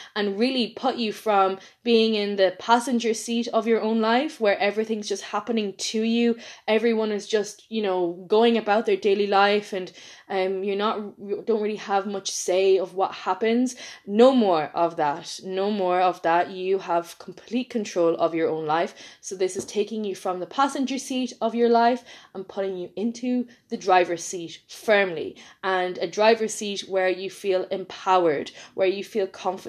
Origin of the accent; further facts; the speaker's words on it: Ireland; accent: Irish; I'm from Ireland